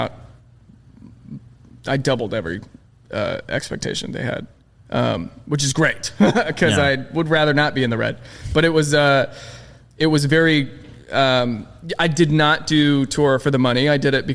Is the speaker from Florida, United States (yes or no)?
yes; St. Petersburg, Florida, United States; moved away as an adult; now in Los Angeles, United States; it's in my hometown. It's in Florida.